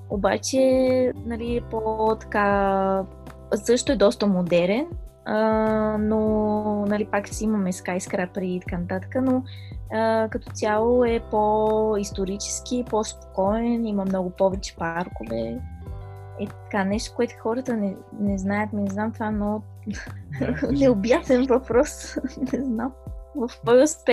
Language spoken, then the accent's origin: Bulgarian; Pleven, Pleven Province, Bulgaria; now in Nanjing, China; съм от Плевен, България, обаче в момента се намирам в Нанджинг, Чайна, Китай.